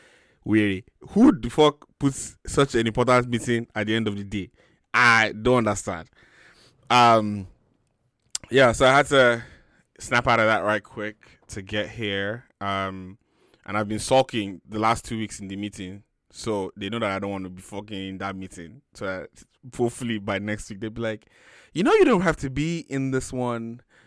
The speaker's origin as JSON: {"language": "English", "region": "Lagos", "country": "Nigeria", "said": "Lalu, just."}